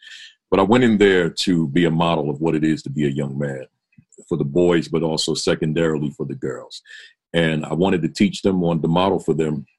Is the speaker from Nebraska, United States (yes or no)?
no; New Jersey, United States; So I went on and taught in New York, then went to Jersey, back with, which is my home state, and got certified there and taught there